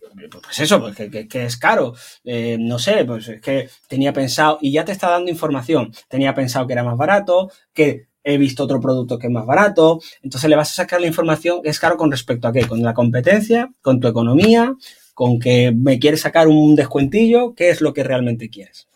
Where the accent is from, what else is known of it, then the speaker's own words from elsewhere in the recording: Algeciras, Andalusia, Spain; moved away as an adult; now in Málaga, Spain; vivo en Málaga, entonces intento coger, antes yo soy de Algeciras, he vivido mucho tiempo cerquita